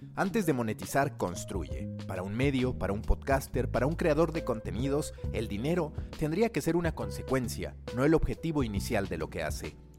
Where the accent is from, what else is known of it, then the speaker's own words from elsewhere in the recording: Mexico City, Mexico; como chilango